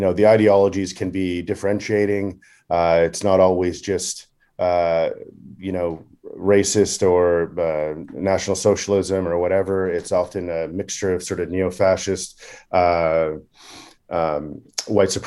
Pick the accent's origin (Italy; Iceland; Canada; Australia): Canada; growing up in Canada, as a youth, I played hockey